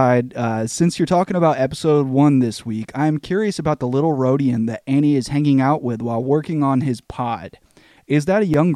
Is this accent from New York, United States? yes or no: no; Kentucky, United States; we're from Kentucky